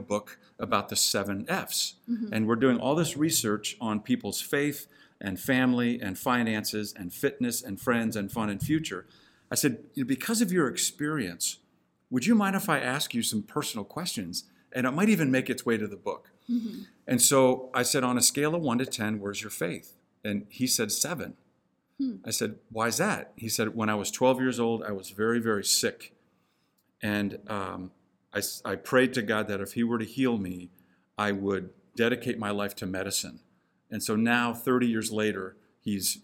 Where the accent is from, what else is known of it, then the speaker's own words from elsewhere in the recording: Hong Kong; moved away; I grew up in Hong Kong